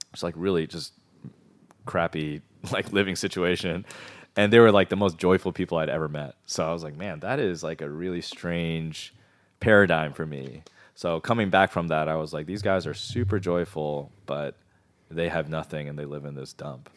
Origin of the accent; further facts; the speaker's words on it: Maryland, United States; from the D C area, um, uh, everyone in Maryland says we're from D C